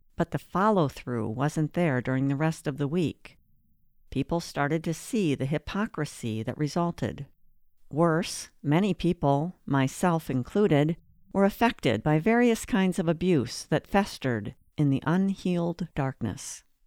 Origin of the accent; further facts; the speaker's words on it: northern Wisconsin, United States; moved away as an adult; also born or lived in Atlanta; I was raised in the Lutheran faith in a small city in northern Wisconsin